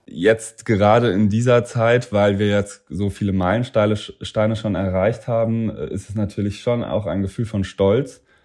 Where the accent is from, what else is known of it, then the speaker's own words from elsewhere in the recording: Saarland, Germany; also born or lived in Cambridge, Massachusetts; now in Berlin, Germany; meine Mannschaft, äh, das aus dem Saarland, das sind ja meine Freunde zu Hause noch